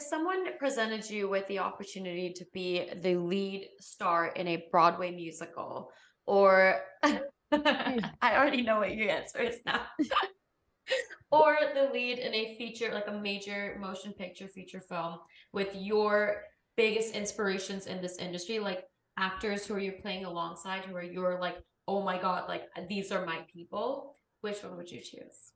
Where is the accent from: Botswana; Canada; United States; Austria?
Botswana; I'm from Botswana